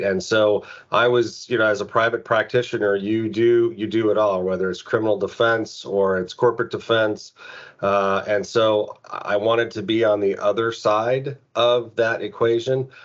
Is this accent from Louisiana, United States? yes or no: no; Phoenix, Arizona, United States; moved away as an adult; also born or lived in Cincinnati; to be able to come home um, as the special agent in charge of, of the of the Phoenix office to to be the the lead federal officer, you know, the lead federal agent um, in my hometown